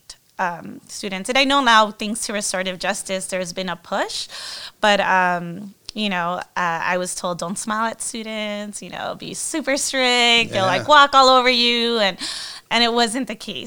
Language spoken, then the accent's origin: English; Guatemala; moved away as an adult; also born or lived in United States; I grew up in Guatemala, when I went to college in the United States